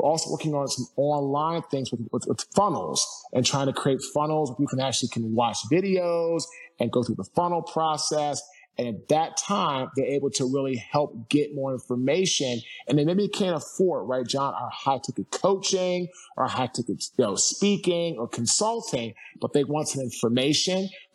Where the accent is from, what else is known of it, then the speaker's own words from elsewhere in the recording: Washington, District of Columbia, United States; now in Fuquay-Varina, United States; I'm from Washington, D.C. I now live in Fuquay, Barina, North Carolina